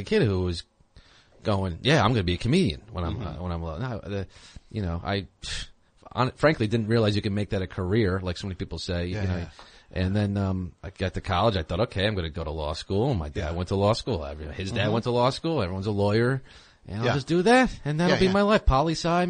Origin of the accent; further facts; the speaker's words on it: Harrison, New York, United States; also born or lived in Manhattan, New York / Baltimore; I grew up in Westchester, Harrison, New York, H-Town.